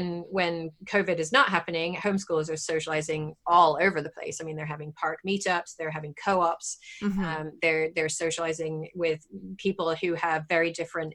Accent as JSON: {"language": "English", "region": "England", "country": "United Kingdom", "tie": "born or raised there", "moved": "as an adult", "lives_now": "United States", "said": "I grew up in England"}